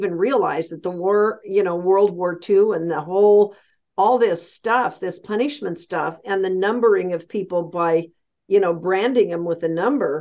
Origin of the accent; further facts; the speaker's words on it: United States; I'm very American-centric, like U.S. America-centric, my entire history and training